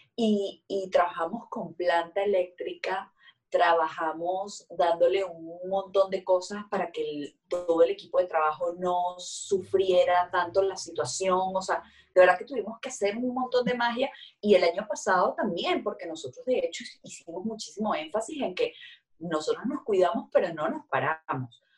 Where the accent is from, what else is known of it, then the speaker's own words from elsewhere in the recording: Venezuela; nosotros como, como, como venezolanos